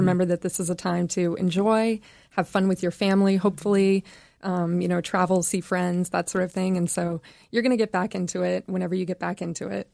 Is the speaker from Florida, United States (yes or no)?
yes; Vero Beach, Florida, United States; moved away; my hometown